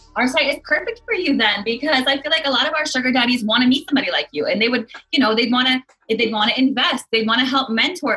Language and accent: English; the Northwest, Pacific Northwest, United States; I grew up in the Northwest